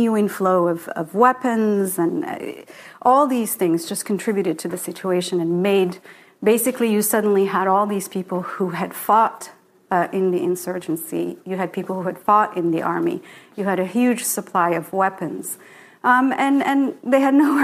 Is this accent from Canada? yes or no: no; Rabat, Rabat-Salé-Kénitra, Morocco; moved away; So when I was a child growing up in Morocco, I grew up in a secular family